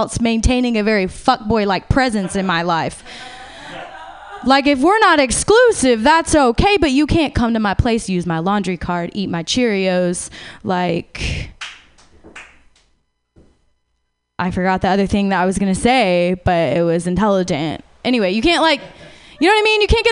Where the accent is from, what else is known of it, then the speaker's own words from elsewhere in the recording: Los Angeles, California, United States; I'm a narcissist from California, from